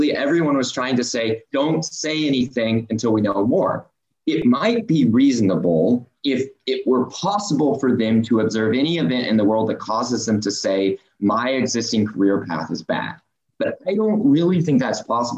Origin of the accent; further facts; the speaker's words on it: Oklahoma, United States; I'm from Oklahoma. I'm from Oklahoma State. I've got family in oil and gas